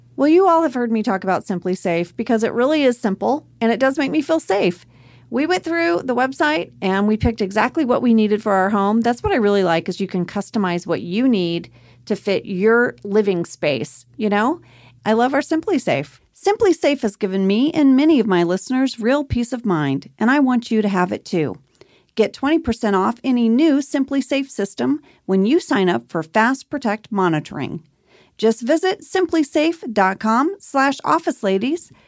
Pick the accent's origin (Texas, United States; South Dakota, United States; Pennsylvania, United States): Texas, United States; Archer City; moved away; my hometown of Archer City, Texas